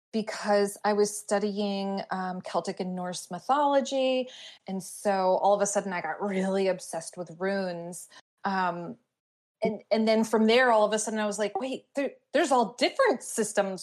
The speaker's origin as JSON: {"language": "English", "town": "Glastonbury", "region": "Connecticut", "country": "United States", "tie": "born or raised there", "said": "my hometown of Glastonbury, Connecticut"}